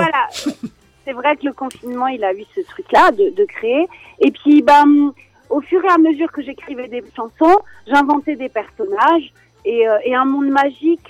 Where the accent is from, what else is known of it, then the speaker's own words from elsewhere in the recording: France; je suis née en France